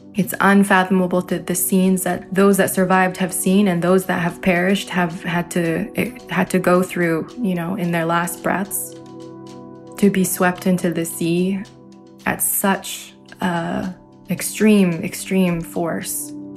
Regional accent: Ontario, Canada; also born or lived in Derna, Libya; I am a Canadian Libyan in Ontario, Canada. Both my dad's side and mother's side of my families originate from Derna

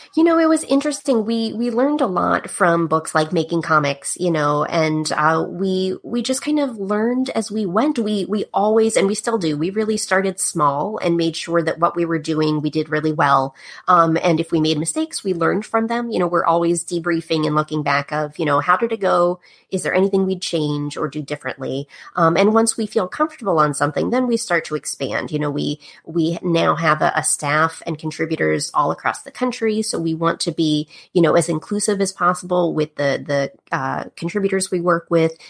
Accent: Pittsburgh, Pennsylvania, United States; moved away; I'm from the East Coast originally, Pittsburgh, Pennsylvania. And uh, I grew up uh, as a kid backstage a lot in the theater.

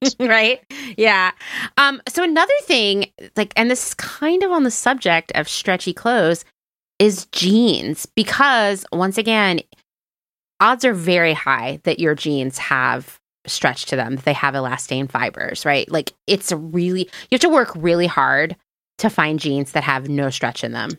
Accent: East Coast, United States; moved away as an adult; also born or lived in Philadelphia / Los Angeles; I grew up on the East Coast

